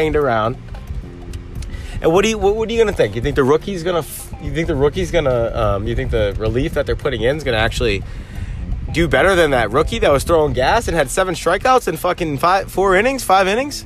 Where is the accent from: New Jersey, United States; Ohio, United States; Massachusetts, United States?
Massachusetts, United States; Boston; accent: Boston; my Boston accent